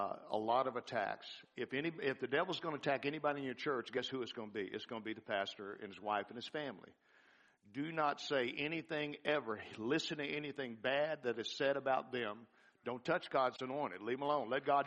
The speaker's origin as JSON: {"language": "English", "town": "New Orleans", "region": "Louisiana", "country": "United States", "tie": "born or raised there", "said": "I was born in New Orleans. And all my cousins and aunts and uncles and everybody's down in New Orleans"}